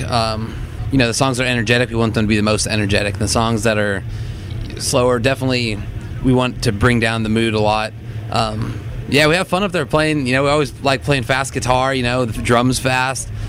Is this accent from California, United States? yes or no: yes; Orange County, California, United States; we come from Orange County and kind of came up in the hardcore scene